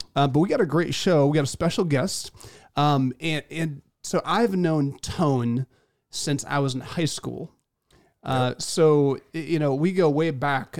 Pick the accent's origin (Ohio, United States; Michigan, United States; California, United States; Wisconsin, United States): Michigan, United States; central; moved away; being from central Michigan